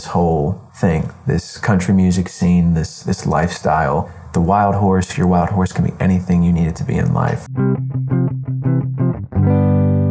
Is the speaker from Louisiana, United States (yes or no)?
no; Hershey, Pennsylvania, United States; also born or lived in Duncannon, Pennsylvania; Born and raised in Hershey, Pennsylvania